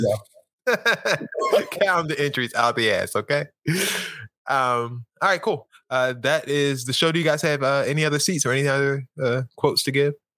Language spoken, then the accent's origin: English; Baltimore, Maryland, United States; I am from Baltimore